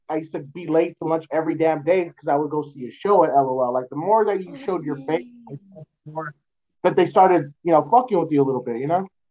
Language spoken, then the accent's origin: English; San Antonio, Texas, United States; born and raised in San Antonio